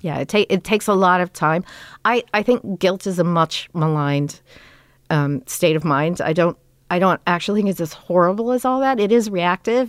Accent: Los Angeles, California, United States; we grew up in Toluca Lake

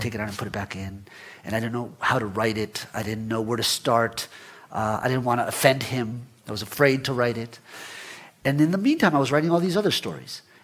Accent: Florida, United States; also born or lived in Guatemala; I was born in Guatemala but left when I was 10 with, with my family and grew up in, in, in Florida

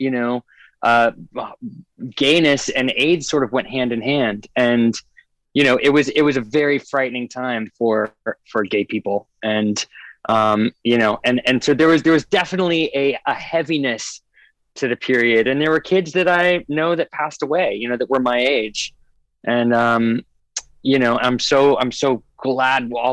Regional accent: a tiny island in the Northwest, Pacific Northwest, United States; also born or lived in Arizona; I was born in Arizona and then went up to a very tiny island in the Northwest with my parents that had about 3,000 people on it

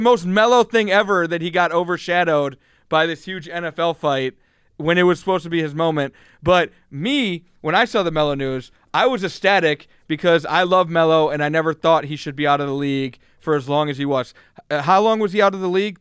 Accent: Cleveland, Ohio, United States; I'm from Cleveland

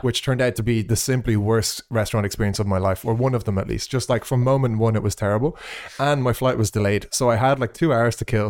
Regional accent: Ireland; accent: Irish; moved away; after I left Ireland

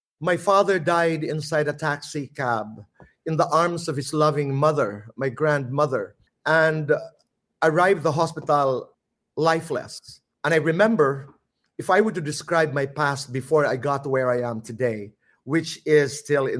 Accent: Samar, Eastern Visayas, Philippines; accent: Waray; first language Waray; English is a second language; moved away; also born or lived in Manila; Waray because I come from Samar and we speak Waray

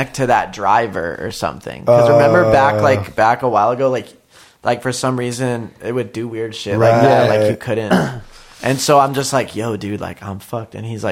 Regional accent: Virginia Beach, Virginia, United States; moved away as an adult; now in Los Angeles, United States; I'm from Virginia Beach, Virginia, originally

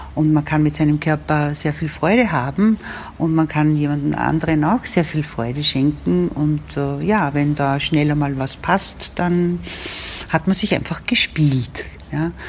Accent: Upper Austria, Austria; moved away as an adult; now in Vienna, Austria; bin nicht aus Wien, bin aus Oberösterreich, aber in Wien sehr gerne lebend schon gewesen

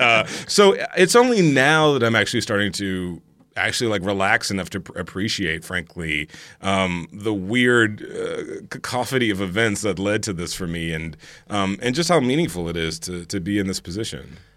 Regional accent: Houston, Texas, United States; moved away as an adult; also born or lived in California; I grew up in Houston, Texas.

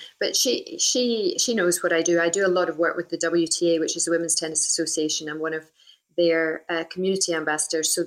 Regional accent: Scotland, United Kingdom; from where we came from, you know, very small town in the middle of Scotland

